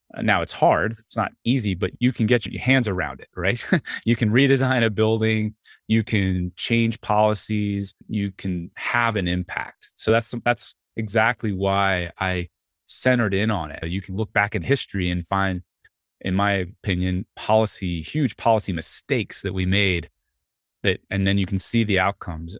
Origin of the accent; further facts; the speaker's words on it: Atlanta, Georgia, United States; I grew up in Atlanta.